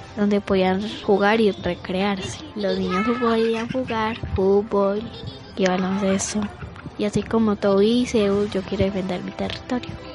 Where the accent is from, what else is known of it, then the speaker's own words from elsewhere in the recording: Medellín, Antioquia, Colombia; Tengo 10 años. Yo soy de la Comuna 1